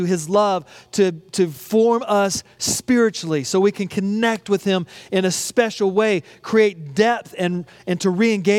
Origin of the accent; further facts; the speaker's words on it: United States; accent: American; my American accent